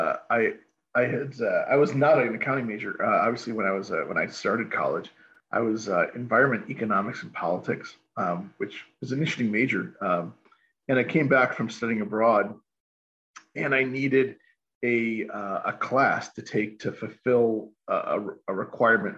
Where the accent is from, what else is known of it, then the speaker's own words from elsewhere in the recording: Chicago, Illinois, United States; I grew up in Chicagoland as a kid